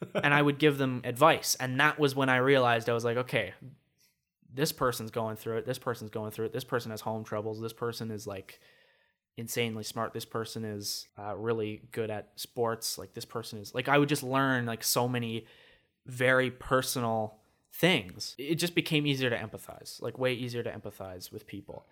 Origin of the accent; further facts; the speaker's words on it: Regina, Saskatchewan, Canada; in grade three, I moved from Saskatoon to Regina. Complete change for me. So, grade four through to halfway through grade seven, I lived in Regina